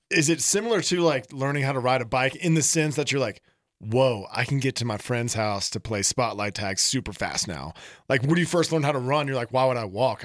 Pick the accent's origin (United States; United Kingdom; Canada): United States; the South; moved away; I grew up in the South where the bathtub temperature was the appropriate temperature